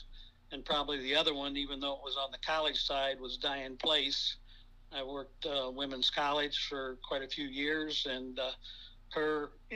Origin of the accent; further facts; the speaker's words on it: Bucyrus, Ohio, United States; now in Pepper Pike, United States; Growing up in Bucyrus